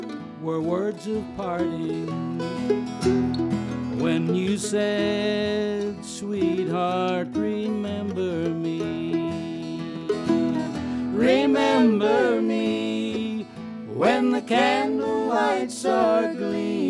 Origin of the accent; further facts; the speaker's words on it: Hard Scramble, Eastern Kentucky, United States; now in Galax, Virginia, United States; when I was growing up in Kentucky, where I was born and raised